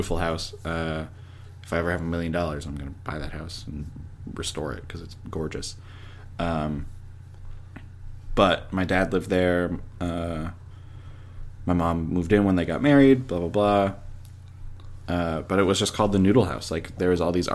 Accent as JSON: {"language": "English", "town": "Edmonton", "region": "Alberta", "country": "Canada", "tie": "born or raised there", "moved": "as an adult", "lives_now": "New York, United States", "said": "It's a great little place in Edmonton, Alberta. Because I'm not from this country. I'm from Canada"}